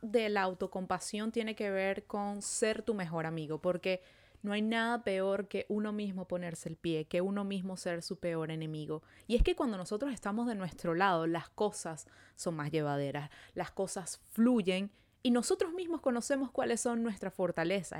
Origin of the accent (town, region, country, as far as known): Venezuela; now in Montreal, Canada